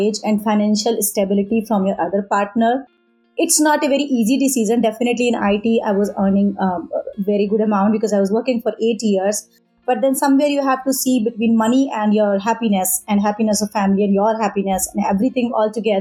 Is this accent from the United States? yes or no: no; Auraiya, Uttar Pradesh, India; moved away; I am from India, from a small town, Auraya. It's in Uttar Pradesh. There I learned a little bit of art as a part of my education in my childhood.